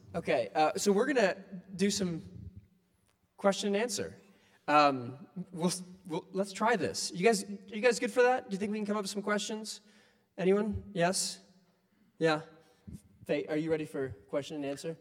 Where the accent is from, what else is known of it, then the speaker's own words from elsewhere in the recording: Ohio, United States; where I grew up in Ohio, like the economy was based on the barges